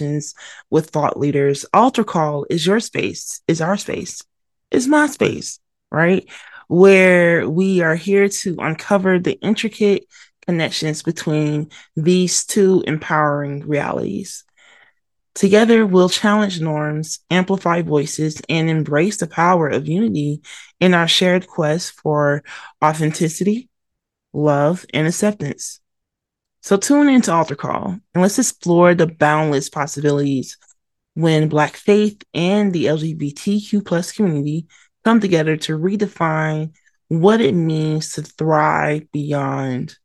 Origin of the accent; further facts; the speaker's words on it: Atlanta, Georgia, United States; also born or lived in Mobile, Alabama; I was born in Mobile, Alabama, raised in Atlanta, Georgia, and one can say the South raised me